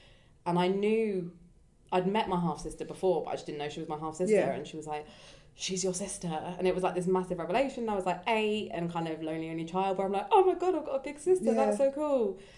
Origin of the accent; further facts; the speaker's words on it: Brighton, South East England, United Kingdom; when people are like, oh, where are you from? I'm like, Brighton.